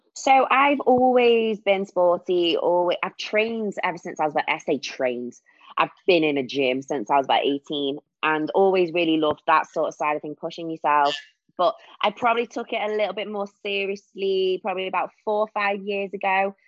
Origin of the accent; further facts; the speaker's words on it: Warrington, North West England, United Kingdom; moved away as an adult; now in Wirral, United Kingdom; I am from Warrington, but recently moved to the Wirral, which is near Liverpool.